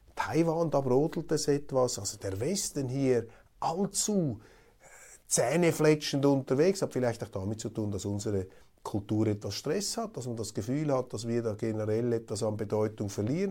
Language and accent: German; Switzerland; als Schweizer